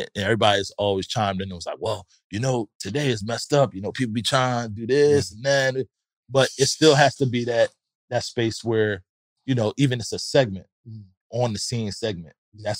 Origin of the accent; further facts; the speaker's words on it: Louisville, Kentucky, United States; I'm from Kentucky. I'm from Louisville.